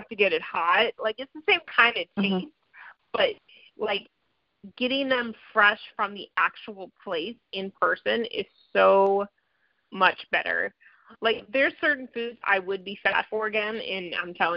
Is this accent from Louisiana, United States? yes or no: yes; New Orleans, Louisiana, United States; I'm from New Orleans.